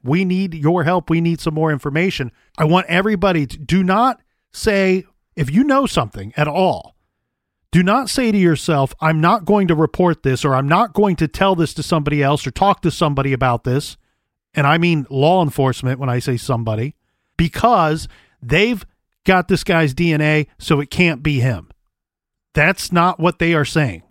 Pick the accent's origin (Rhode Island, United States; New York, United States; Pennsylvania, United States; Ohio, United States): Ohio, United States; Columbus; born and raised in Columbus, here in Columbus